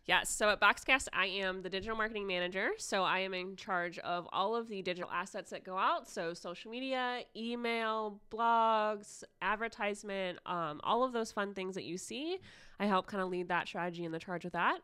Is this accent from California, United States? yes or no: no; Ohio, United States; Yes, I am Ohio born and raised. I have lived here my entire life.